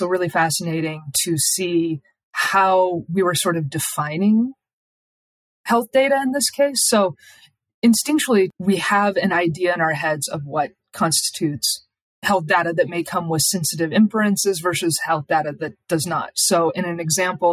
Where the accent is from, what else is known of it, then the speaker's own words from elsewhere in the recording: Idaho, United States; Idaho is my home state